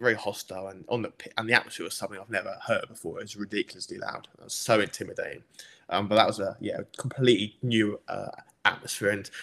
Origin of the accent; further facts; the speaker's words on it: England, United Kingdom; I'm English